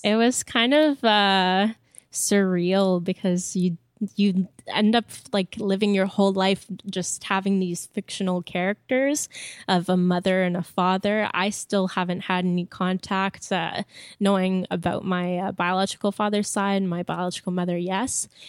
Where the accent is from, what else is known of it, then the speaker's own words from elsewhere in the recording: Montreal, Quebec, Canada; first language French; English is a second language; my family comes from Wakeham Bay, but I was born and raised in Montreal